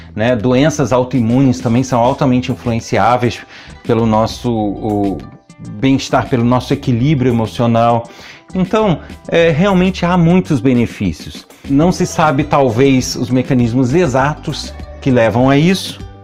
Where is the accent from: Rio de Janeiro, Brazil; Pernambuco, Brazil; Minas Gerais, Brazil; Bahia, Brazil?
Rio de Janeiro, Brazil; Nova Friburgo; born or raised there